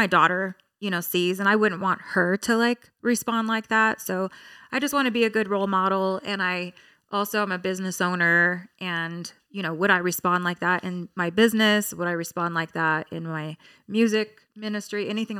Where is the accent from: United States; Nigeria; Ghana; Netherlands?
United States; Hesperia, California; from Hesperia, okay?